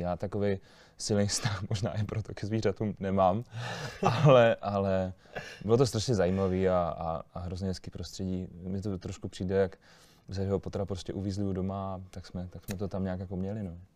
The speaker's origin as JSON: {"language": "Czech", "town": "Olomouc", "region": "Olomouc Region", "country": "Czechia", "said": "jak jsem z Olomouce, jak jsem z Haný"}